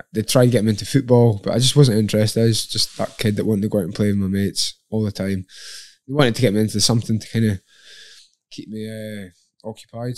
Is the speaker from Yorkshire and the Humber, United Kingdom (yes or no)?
no; Lossiemouth, Scotland, United Kingdom; also born or lived in Inverness; when I was eight years old, I moved from Inverness to Lossiemouth.